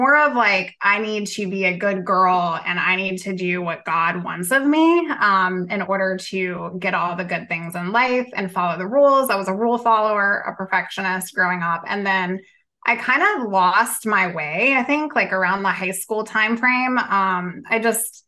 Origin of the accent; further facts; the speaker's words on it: Southern Virginia, United States; I'm from Southern Virginia